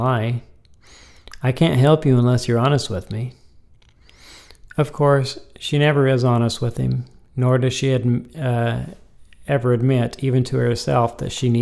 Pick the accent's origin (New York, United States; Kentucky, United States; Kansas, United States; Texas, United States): Kansas, United States; Topeka; I was born in Topeka, Kansas